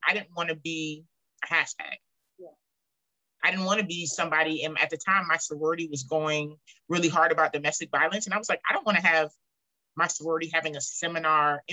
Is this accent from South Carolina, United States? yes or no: yes; Charleston, South Carolina, United States; I'm from Charleston